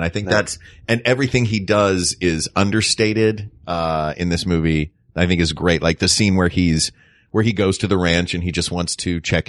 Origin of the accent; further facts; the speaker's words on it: the South, United States; from the South. Diphthongs and triphthongs are just in our blood.